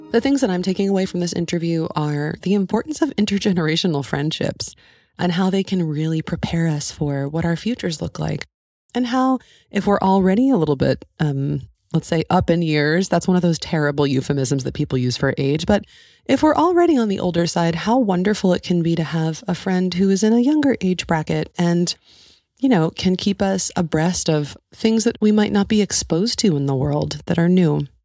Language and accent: English; New England, United States; moved away as an adult; also born or lived in Spain; where I grew up in New England